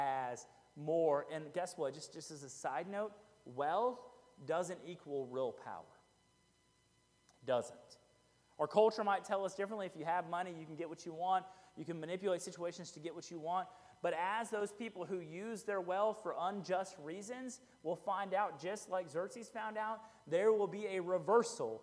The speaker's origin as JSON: {"language": "English", "area": "Fort Bend County", "region": "Texas", "country": "United States", "tie": "born or raised there", "said": "I grew up in Fort Bend County. Fort Bend County is the county that's kind of southwest of Harris County, where Houston is"}